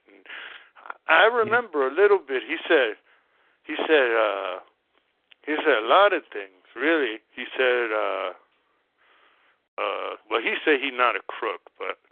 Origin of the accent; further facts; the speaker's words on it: New York, United States; growing up in New York